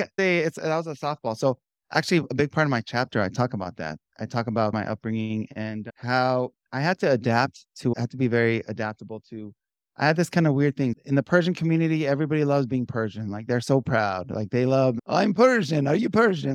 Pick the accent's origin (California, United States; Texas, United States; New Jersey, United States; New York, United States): California, United States; Southern; born and raised in Southern California.